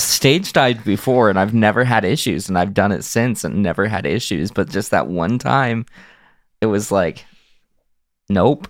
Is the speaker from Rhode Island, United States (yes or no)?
no; Salt Lake Valley, Utah, United States; I've grown up in Utah, uh, specifically in the Salt Lake Valley